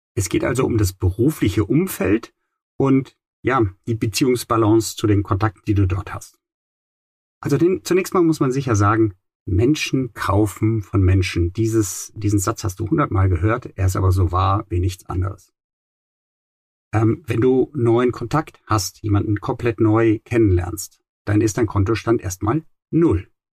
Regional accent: Rhineland, Germany; Im Rheinland, wo ich aufgewachsen bin

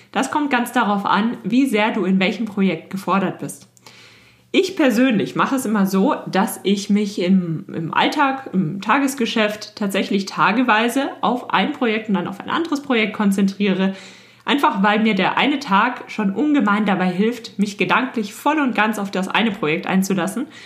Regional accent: Germany; bei uns in Deutschland

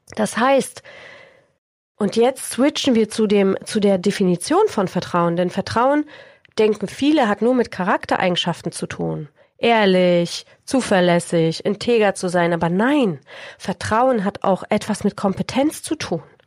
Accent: Poland; moved away; Ich bin 1976 in Polen geboren, in der Zeit der Diktatur und des Kommunismus

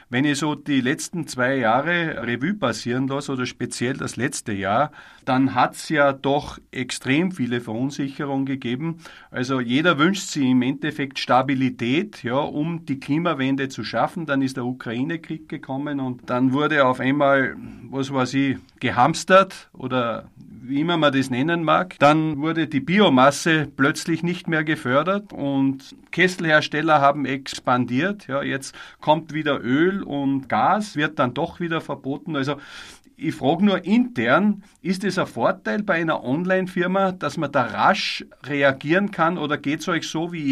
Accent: Austria; Es geht ja auch Förderungen bei uns in Österreich

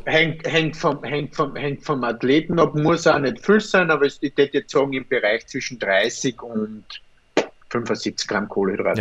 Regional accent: Austria; bei uns in Österreich

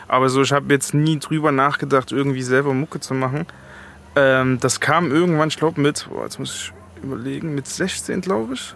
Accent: East Germany, Germany; moved away as an adult; also born or lived in Chemnitz; now in Frankfurt, Germany; ich komme aus dem Osten

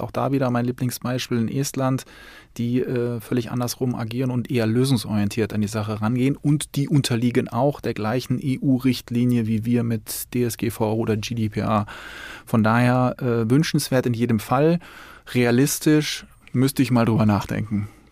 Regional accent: Cologne, North Rhine-Westphalia, Germany; bei uns in Köln

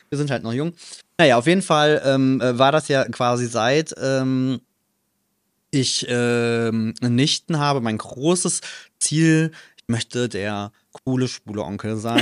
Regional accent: Trier, Rhineland-Palatinate, Germany; now in Cologne, Germany; in meiner Heimatstadt

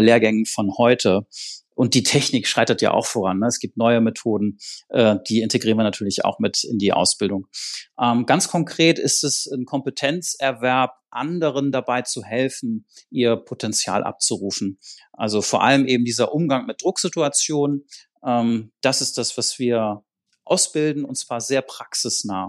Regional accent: Schleswig-Holstein, Germany; ich komme aus Schleswig-Holstein, ne, da gab es sonst nicht so viel da oben

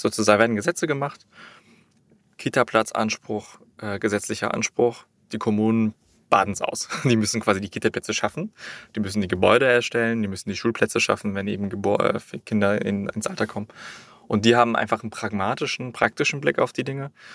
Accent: Berlin, Germany; Ich bin in Berlin groß geworden

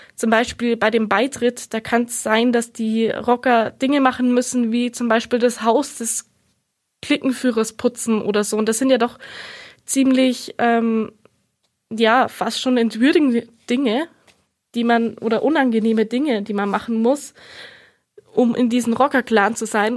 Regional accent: Munich, Bavaria, Germany; bei uns in München

